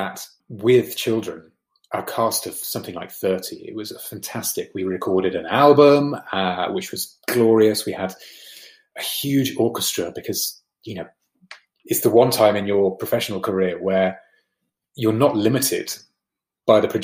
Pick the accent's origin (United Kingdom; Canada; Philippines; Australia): United Kingdom; as Brits, we look towards America